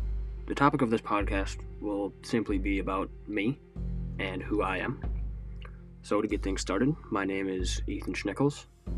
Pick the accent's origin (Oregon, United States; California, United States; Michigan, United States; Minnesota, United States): Minnesota, United States; Rosemount; moved away as an adult; now in Grand Forks, North Dakota, United States; I am 19 years old. I am a freshman here at University of North Dakota, and I'm from Rosemont, Minnesota. I graduated from Rosemont High School in 2020